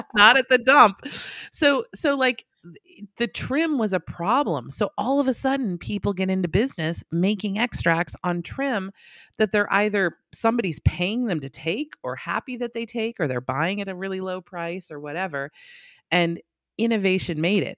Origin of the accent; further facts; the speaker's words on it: West Coast, United States; I'm from the West Coast